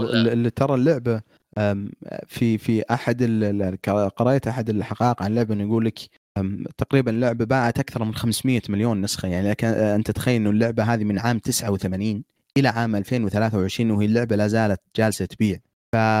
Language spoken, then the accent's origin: Arabic; Saudi Arabia; عندنا بالسعوديه